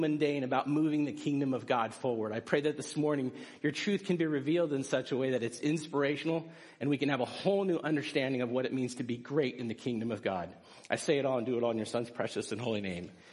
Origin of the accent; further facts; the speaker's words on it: United States; as American people